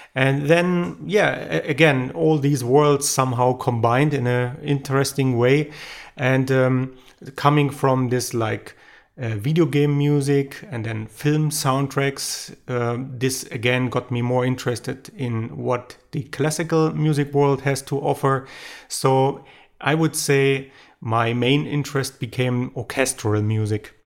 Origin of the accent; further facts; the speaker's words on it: Germany; I'm a producer from Germany